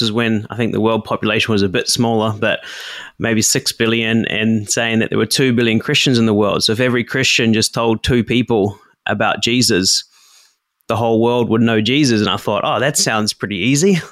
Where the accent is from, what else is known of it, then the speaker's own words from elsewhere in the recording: New Zealand; now in Japan; I grew up in New Zealand